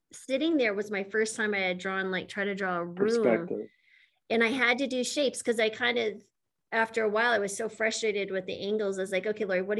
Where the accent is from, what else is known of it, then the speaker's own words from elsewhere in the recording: New Mexico, United States; moved away; I'm from New Mexico originally, but not Santa Fe